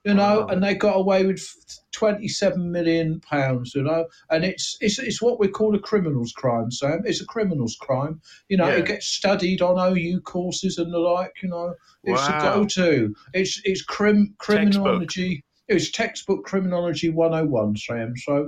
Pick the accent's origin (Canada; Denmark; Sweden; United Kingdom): United Kingdom; London; born there; accent: Cockney; the Bow Bells when I was born. That was the first thing I heard. And that makes me a Cockney, but, I'm always Cockney in my heart.